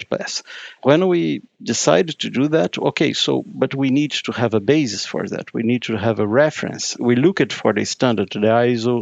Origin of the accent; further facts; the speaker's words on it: Brazil; moved away as an adult; now in Brussels, Belgium; I'm Brazilian. I came from Brazil. I actually live in Brussels now, working here since 2016.